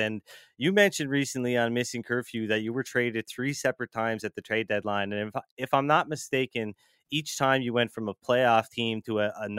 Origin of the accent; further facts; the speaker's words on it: Cape Breton, Nova Scotia, Canada; Cape Breton, actually.